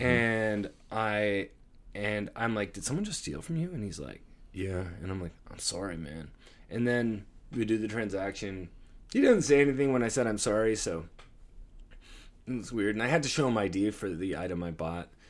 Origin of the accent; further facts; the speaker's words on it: Toronto, Ontario, Canada; we're from Toronto